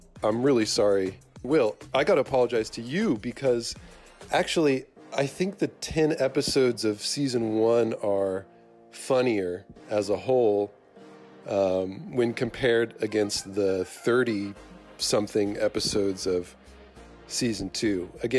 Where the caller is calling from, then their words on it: Texas, United States; I'm calling from the Goblin Lair. That is Texas.